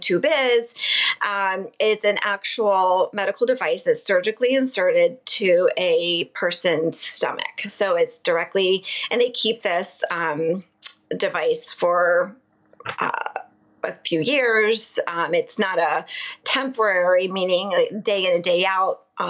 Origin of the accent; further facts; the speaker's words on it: Southern Maryland, United States; also born or lived in Baltimore; I grew up in Maryland, in Southern Maryland